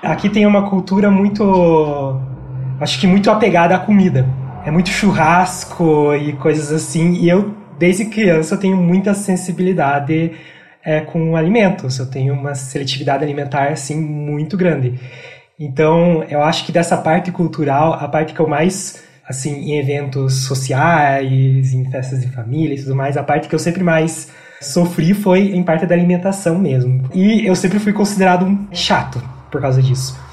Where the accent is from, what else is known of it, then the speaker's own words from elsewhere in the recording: Porto União, Santa Catarina, Brazil; accent: interior Paraná; moved away as an adult; now in Curitiba, Brazil; Eu nasci numa cidade bem pequena de Santa Catarina chamada Porto União, que fica na divisa com o Paraná